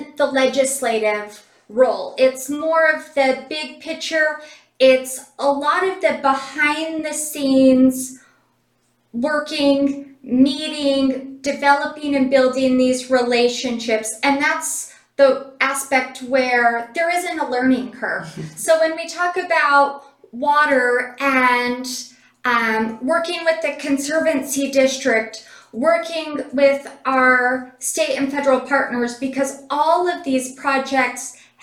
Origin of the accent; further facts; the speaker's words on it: Cedar City, Utah, United States; I was born and raised in Cedar City.